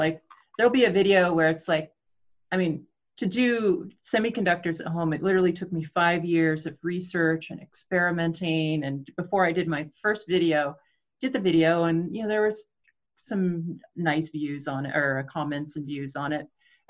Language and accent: English; Portland, United States; I'm from Portland